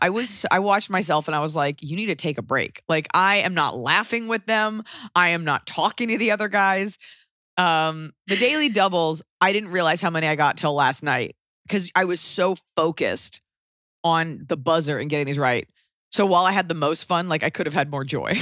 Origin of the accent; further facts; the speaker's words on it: Los Angeles, California, United States; I'm from Laurel Canyon